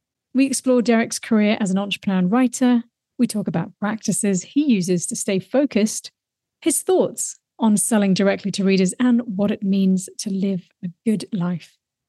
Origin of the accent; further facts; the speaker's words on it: Wellington, New Zealand; My hometown. Right. You wouldn't know it from my accent.